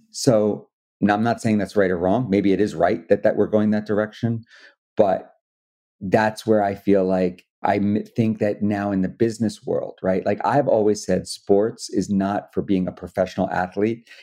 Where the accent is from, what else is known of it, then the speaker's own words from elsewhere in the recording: Wilmington, Delaware, United States; I'm from Wilmington, Delaware